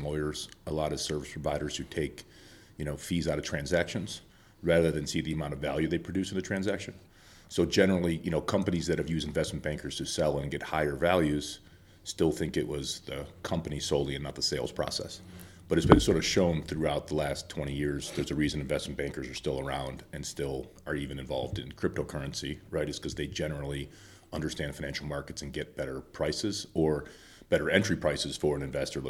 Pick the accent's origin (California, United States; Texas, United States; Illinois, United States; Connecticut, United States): Illinois, United States; Chicago; Well, I would say I'm from Chicago originally, but I've lived all over the country